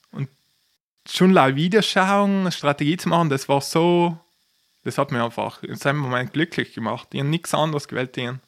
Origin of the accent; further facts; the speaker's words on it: Trentino-Alto Adige, Italy; ich komme aus Südtirol